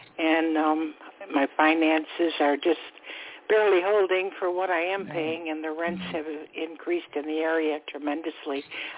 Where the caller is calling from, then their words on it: Florida, United States; I'm calling from Florida.